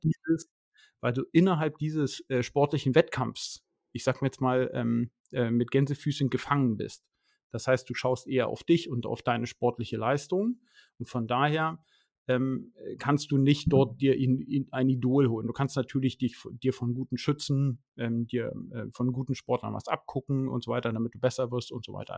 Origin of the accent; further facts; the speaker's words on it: Schleswig-Holstein, Germany; bei uns in Schleswig-Holstein und Hamburg